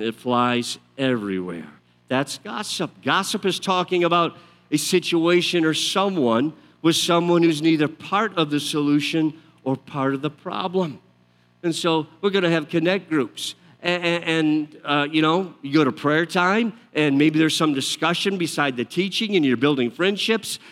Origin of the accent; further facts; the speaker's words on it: outside Detroit, Michigan, United States; I grew up outside Detroit, my family, a lot of them, my father worked for Ford Motor Company